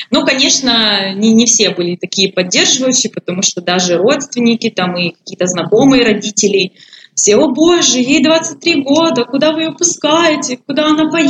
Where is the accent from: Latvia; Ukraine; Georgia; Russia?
Ukraine; Poltava Oblast; Я училась в Харькове, а я родом из Полтавской области.